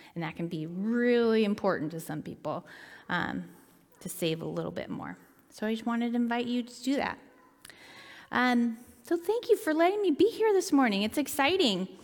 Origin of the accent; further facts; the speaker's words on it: Seattle, Washington, United States; moved away as an adult; also born or lived in Willamette Valley, Oregon; I grew up in Seattle